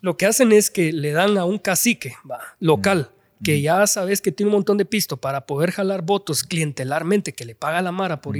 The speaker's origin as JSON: {"language": "Spanish", "town": "Guatemala City", "region": "Guatemala Department", "country": "Guatemala", "tie": "born or raised there", "said": "toda mi vida he vivido en la zona 5 de la ciudad de Guatemala"}